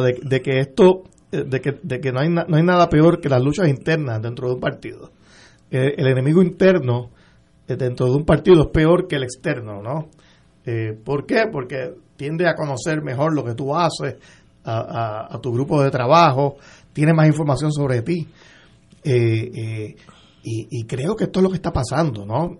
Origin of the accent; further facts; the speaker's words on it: Puerto Rico; como puertorriqueño, como cliente de la Autoridad de Energía Eléctrica